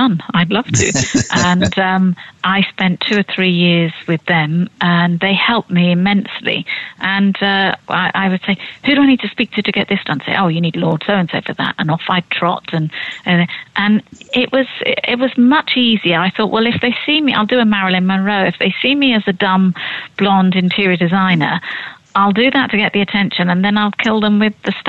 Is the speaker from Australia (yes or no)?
no; Bournemouth, South West England, United Kingdom; I come from Bournemouth